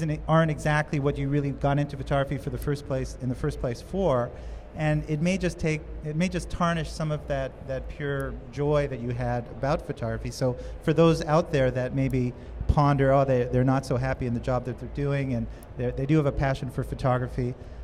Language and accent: English; Montreal, Quebec, Canada; I'm from Canada originally, but like you, I started out, I think I was 11 years old. And the enthusiasm that I felt in Montreal, I used to go to the roof of my apartment building and photograph planes and sunsets